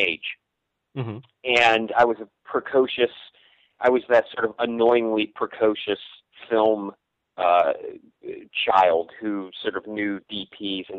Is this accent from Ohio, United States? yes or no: yes; northeastern Ohio, United States; now in Los Angeles, United States; I grew up sort of in the northeastern, you know, corner of northeastern part of the state